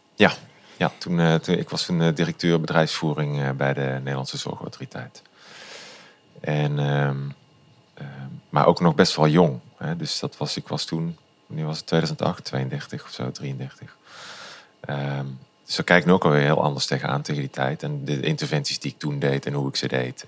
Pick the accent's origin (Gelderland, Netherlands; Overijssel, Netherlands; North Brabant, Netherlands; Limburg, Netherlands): Limburg, Netherlands; also born or lived in Culemborg; ik ben na een maand of zes ook weer terug verhuisd naar Limburg